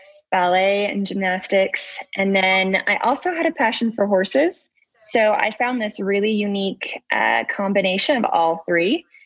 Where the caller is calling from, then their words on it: Salt Lake City, Utah, United States; Salt Lake City, Utah, United States.